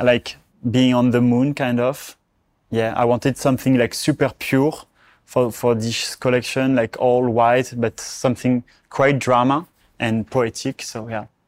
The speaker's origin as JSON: {"language": "English", "town": "Charleval", "region": "Provence-Alpes-Côte d'Azur", "country": "France", "tie": "born or raised there", "moved": "yes", "said": "the place where I grew up"}